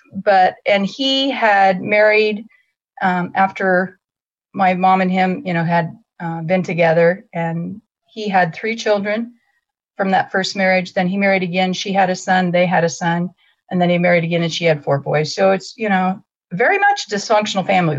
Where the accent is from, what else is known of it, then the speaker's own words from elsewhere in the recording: Greeley, Colorado, United States; I was born in Greeley, Colorado